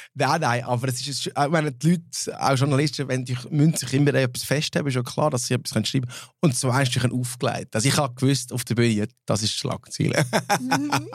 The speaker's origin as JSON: {"language": "German", "country": "Switzerland", "first_language": "Swiss German", "said": "als Schweizer, als Schweizer Mundartband"}